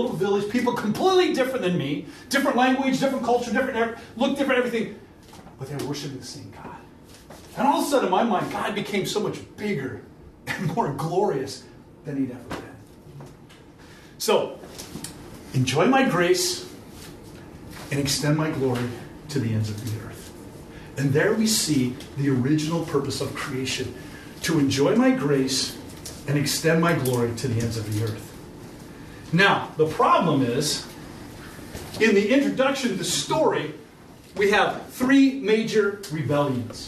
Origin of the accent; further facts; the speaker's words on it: Iowa, United States; moved away; also born or lived in Minnesota; I'm from Iowa, and I come from Iowa up to Minnesota